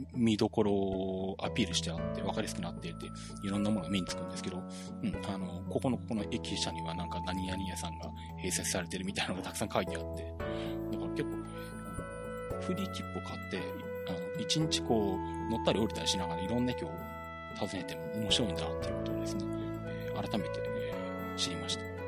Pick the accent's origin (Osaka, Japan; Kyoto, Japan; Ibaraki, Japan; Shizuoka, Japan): Shizuoka, Japan; 地元の静岡県内